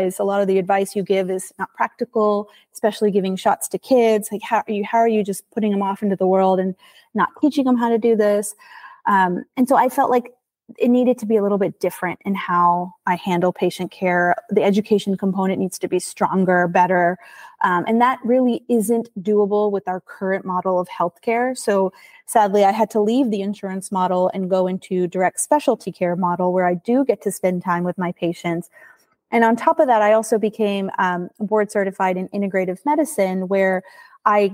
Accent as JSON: {"language": "English", "town": "Houston", "region": "Texas", "country": "United States", "tie": "born or raised there", "also_born_or_lived": "Chicago", "said": "my hometown of Houston"}